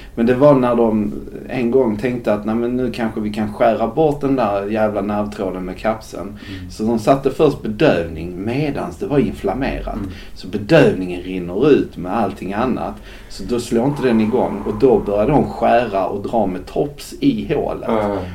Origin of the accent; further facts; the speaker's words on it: Skåne, Sweden; moved away; also born or lived in Gothenburg; på den kommun där jag växte upp